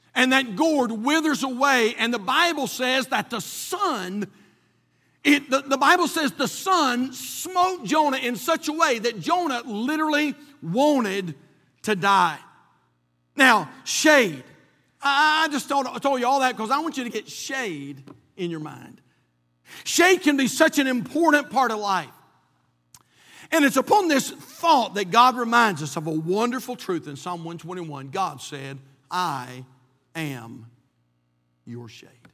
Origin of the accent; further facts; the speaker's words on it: North Carolina, United States; we're from North Carolina, not from Israel